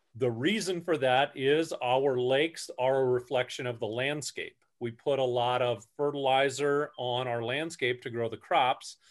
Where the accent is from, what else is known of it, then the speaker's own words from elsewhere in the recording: Newton, Iowa, United States; grew up over, uh, in the Newton area, grew up playing in the creek